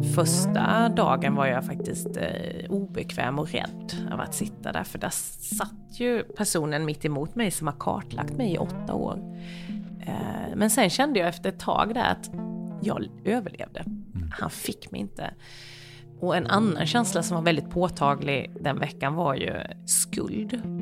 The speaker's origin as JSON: {"language": "Swedish", "country": "Sweden", "said": "jag är ju ändå svensk"}